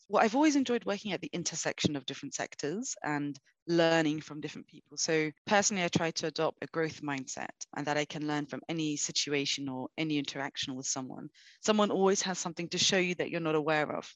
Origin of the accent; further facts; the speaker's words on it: London, United Kingdom; moved away as an adult; now in Brazil; I was born, I grew up in London